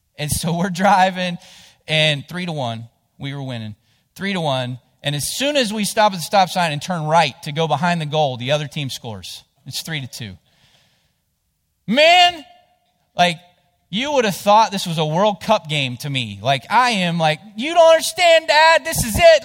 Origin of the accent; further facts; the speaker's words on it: Cottageville, West Virginia, United States; I grew up in Jackson County. um, down in between Ravenswood and Ripley, whi-, which there's a little town there called Cottageville